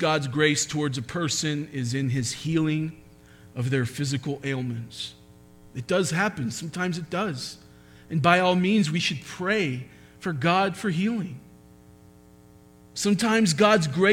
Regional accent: United States; being American

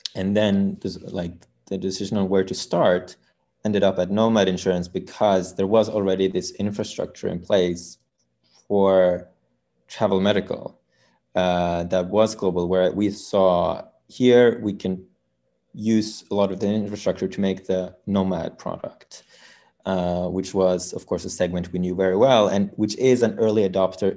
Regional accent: Norway; We come from Norway

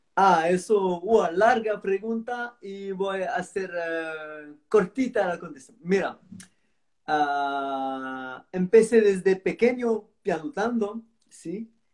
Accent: Marseille, Provence-Alpes-Côte d'Azur, France; Spanish is a second language; now in Antibes, France; yo, nací, en Marsella

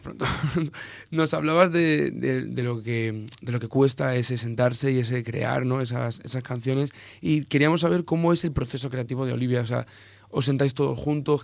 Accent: Elda, Valencian Community, Spain; más exactamente de Elda, de mi tierra

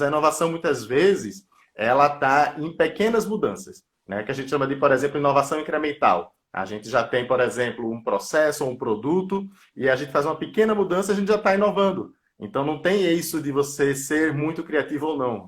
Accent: Recife, Pernambuco, Brazil; moved away as an adult; now in São Paulo, Brazil; sou lá de Pernambuco, de Recife. Atualmente não moro na minha cidade natal, moro em São Paulo

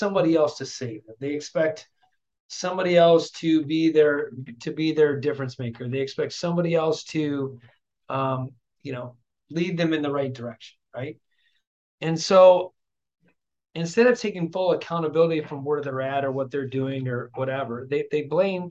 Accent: Flint, Michigan, United States; growing up in Flint, Michigan, raised by a single mom raising three kids

